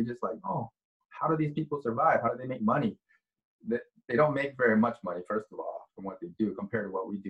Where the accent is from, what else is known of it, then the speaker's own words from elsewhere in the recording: Midwest, United States; moved away; I'm from the Midwest, so I still have a lot of friends in the Midwest, and most of them never even left the country.